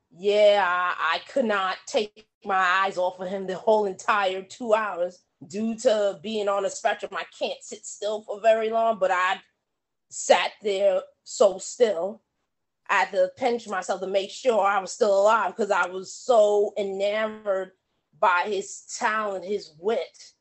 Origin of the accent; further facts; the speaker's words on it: New York City, New York, United States; all us kids in the ghetto cuz I'm from Brooklyn